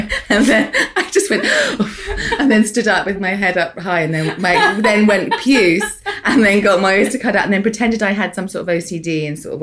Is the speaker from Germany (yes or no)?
no; United Kingdom; We're both British here